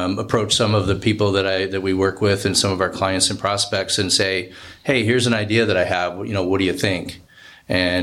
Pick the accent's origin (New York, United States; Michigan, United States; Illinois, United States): New York, United States; Rochester; moved away as an adult; also born or lived in Tampa, Florida / Milwaukee, Wisconsin; now in Phoenix, United States; I grew up in Rochester, New York